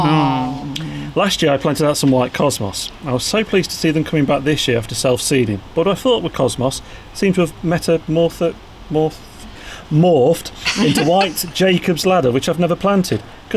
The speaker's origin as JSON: {"language": "English", "town": "Liverpool", "region": "North West England", "country": "United Kingdom", "moved": "as an adult", "lives_now": "Melbourne, Australia", "said": "I'm a Scouser"}